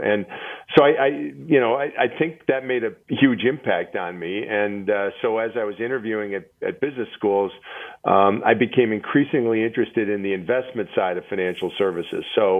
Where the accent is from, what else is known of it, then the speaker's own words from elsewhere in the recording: Milwaukee, Wisconsin, United States; And then I got recruited to go to Northwestern Mutual, which is in my hometown of Milwaukee.